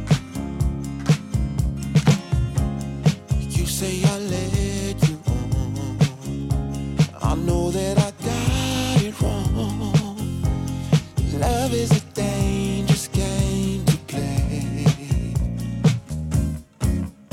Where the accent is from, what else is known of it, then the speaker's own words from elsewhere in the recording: New York City, New York, United States; I'm from Brooklyn.